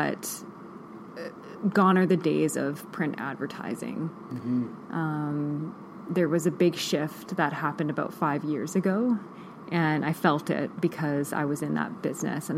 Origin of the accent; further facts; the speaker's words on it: Vancouver Island, British Columbia, Canada; moved away as an adult; now in Kelowna, Canada; I grew up on the Vancouver Island, and I had lived there my whole life